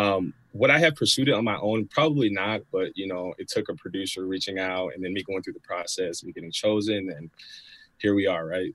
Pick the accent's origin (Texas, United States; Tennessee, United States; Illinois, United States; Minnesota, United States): Illinois, United States; Chicago; I'm 31 from the Chicagoland area